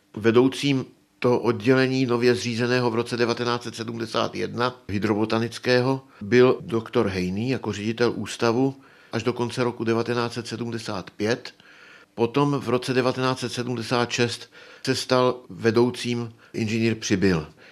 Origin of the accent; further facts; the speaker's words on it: Prague, Czechia; moved away as an adult; now in Třeboň, Czech Republic; Já jsem se narodil v roce 1933 v Praze